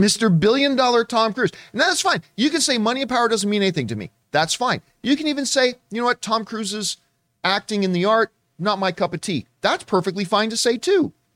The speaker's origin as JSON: {"language": "English", "country": "Canada", "tie": "born or raised there", "moved": "as an adult", "lives_now": "Southern California, United States", "said": "Being Canadian, I had to take, like, eight years of French"}